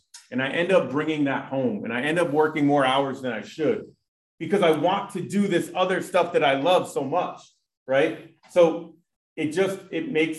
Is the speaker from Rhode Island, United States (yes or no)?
yes; Barrington, Rhode Island, United States; moved away as an adult; also born or lived in Chicago, Illinois; I grew up in Barrington